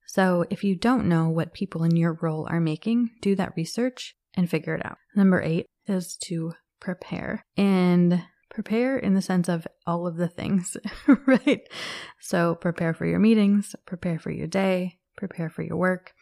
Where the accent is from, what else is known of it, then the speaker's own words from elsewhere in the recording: Minnesota, United States; I was born and raised in Minnesota